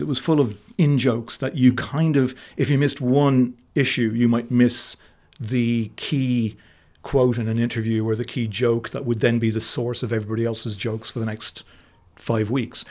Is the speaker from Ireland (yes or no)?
yes; Cashel, Munster, Ireland; I grew up in Cashel in County Tipperary